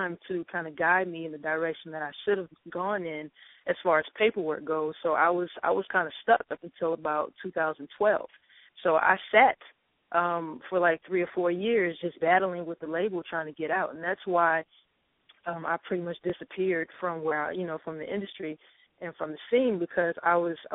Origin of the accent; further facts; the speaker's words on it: Petersburg, Virginia, United States; now in Atlanta, United States; I'm from Petersburg, Virginia, which is a super small town